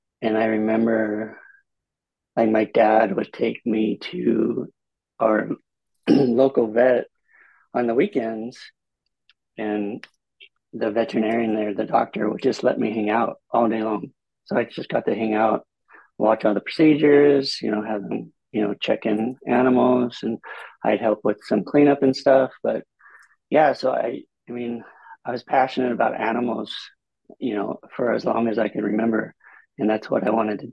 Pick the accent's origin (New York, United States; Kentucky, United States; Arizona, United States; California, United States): California, United States; Bellflower; now in San Diego, United States; I grew up in LA County in a little city called Bellflower, near Long Beach, in California